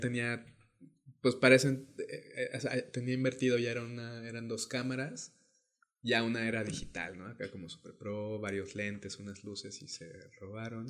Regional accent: León, Guanajuato, Mexico; moved away as an adult; now in Oaxaca, Mexico; yo soy de León, Guanajuato, eh, y pues ahí crecí, ¿no? Soy, este, soy leonés, panza verde

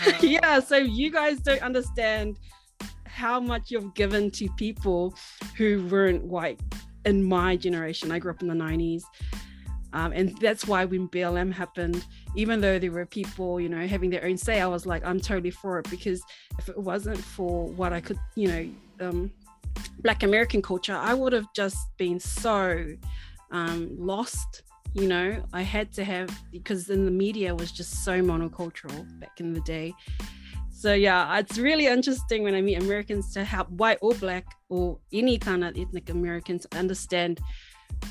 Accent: Auckland, New Zealand; I come from South Auckland, and we're known as one of the lowest socioeconomic areas in New Zealand.

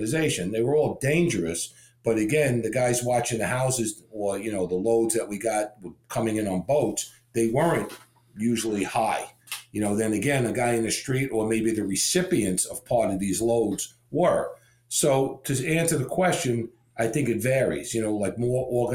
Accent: New York, United States; moved away as an adult; now in Florida, United States; my upbringing, you know, growing up in New York

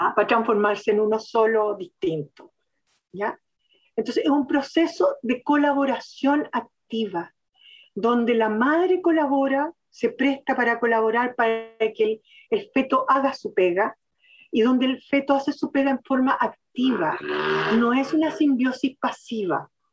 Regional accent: Chile; nosotros, los chilenos, los chilenos, propiamente tal

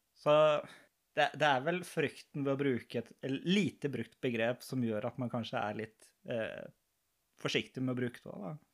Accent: Lørenskog, Akershus, Norway; moved away as an adult; now in Arendal, Norway; Jeg er fra Lørenskog

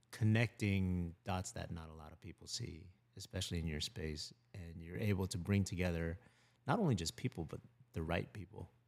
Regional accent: Lutz, Florida, United States; also born or lived in Philippines; moved here when I was three years old

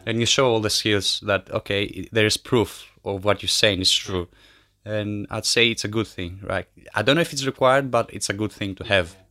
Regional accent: Kardamyli, Peloponnese, Greece; moved away as an adult; also born or lived in Albania / Brighton, United Kingdom; I come from Albania, uh, but I grew up in Greece in a small village called Kardamili.

